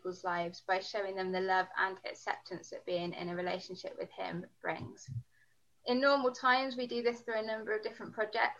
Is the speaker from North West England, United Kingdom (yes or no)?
no; London, United Kingdom; moved away as an adult; also born or lived in Birmingham / Dudley / Coventry; I grew up in London. I moved to the Midlands